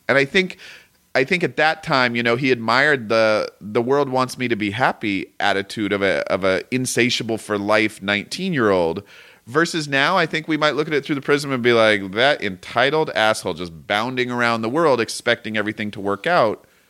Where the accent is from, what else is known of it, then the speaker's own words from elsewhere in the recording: Portland, Oregon, United States; now in Southern California, United States; I'm from Portland, Oregon